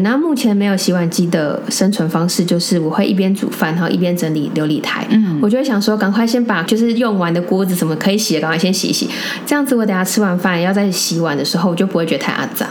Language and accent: Chinese; Taipei, Taiwan; 我们从小在台北长大